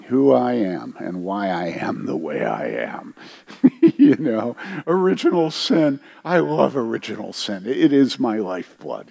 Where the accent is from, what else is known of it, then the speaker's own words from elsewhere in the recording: United States; I was white and I was from America